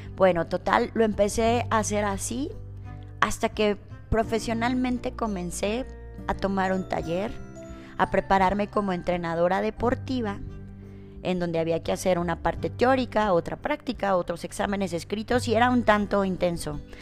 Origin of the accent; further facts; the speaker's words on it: Lagos de Moreno, Jalisco, Mexico; yo soy originaria de Lagos de Moreno, Jalisco